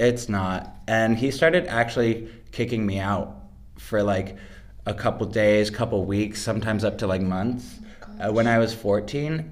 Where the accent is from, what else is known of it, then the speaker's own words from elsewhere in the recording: Los Angeles, California, United States; I am from Los Angeles, California